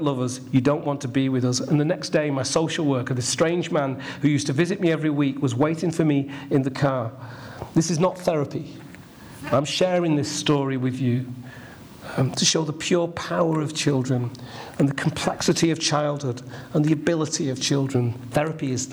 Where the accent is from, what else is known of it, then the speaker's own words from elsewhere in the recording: Ashton-in-Makerfield, North West England, United Kingdom; I grew up in Ashton in Makerfield, the only black in the village, and I loved every minute of it